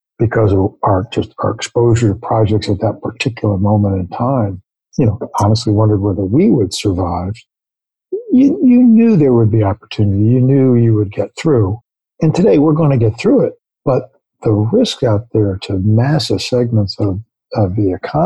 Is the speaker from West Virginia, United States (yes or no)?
no; New York, United States; I was born in New York. Other than a 4-year tour of duty when my dad was working for the federal government in the Kennedy administration, grew up in and around New York my whole life.